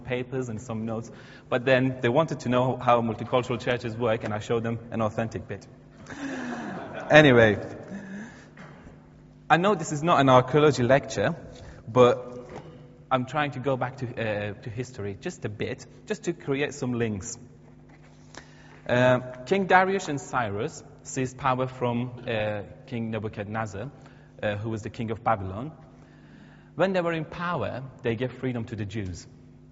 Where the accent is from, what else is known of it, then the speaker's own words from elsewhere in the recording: Iran; English is a second language; moved away as an adult; now in United Kingdom; the country that I was born at and grew up there